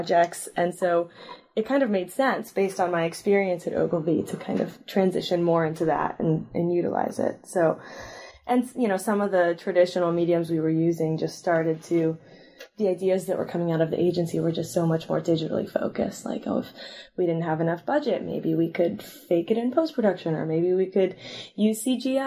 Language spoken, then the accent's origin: English; Sacramento, California, United States; I grew up in Sacramento, and I went to undergrad at Berkeley